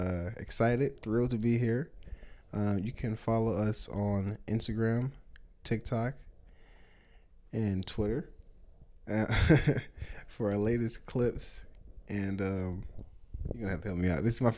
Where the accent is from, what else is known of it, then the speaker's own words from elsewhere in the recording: Rockford, Illinois, United States; also born or lived in Chicago / Madison / Milwaukee; I was born in Chicago, Illinois. Moved around a decent amount when I was younger. Madison, Wisconsin, Rockford, Illinois, and Milwaukee, Wisconsin. I was too young for Madison. I only spent a year in Milwaukee, and the majority of my life I spent in Rockford, Illinois.